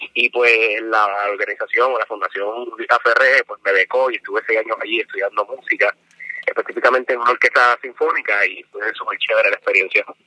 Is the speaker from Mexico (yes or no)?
no; San Juan, Puerto Rico; yo soy de Lloren Torres, residencial público